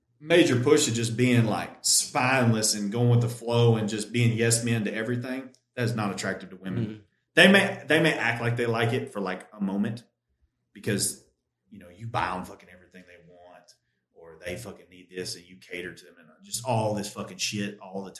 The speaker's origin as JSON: {"language": "English", "country": "United States", "said": "as American men"}